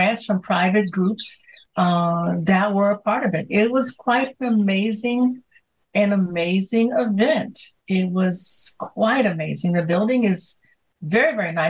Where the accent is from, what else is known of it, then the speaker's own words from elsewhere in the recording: Chicago, Illinois, United States; I grew up in Chicago's, you know, South Side.